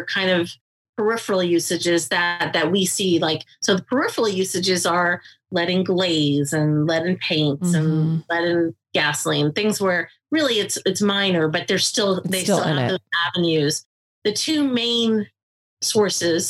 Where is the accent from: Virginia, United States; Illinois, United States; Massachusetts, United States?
Massachusetts, United States; near Boston; I grew up near Boston